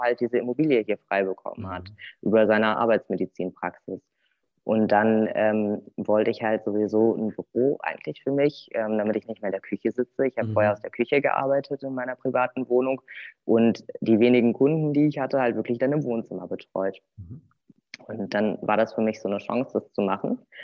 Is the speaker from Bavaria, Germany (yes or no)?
no; Cologne, North Rhine-Westphalia, Germany; moved away as an adult; now in Bad Arolsen, Germany; Ich komme ursprünglich aus Köln, aus der Kölner Region